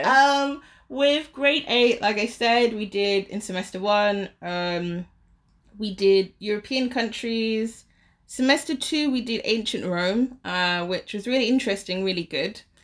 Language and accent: English; London, United Kingdom; moved away as an adult; now in Shanghai, China; I'm from London, but I have, uh, like, a Caribbean background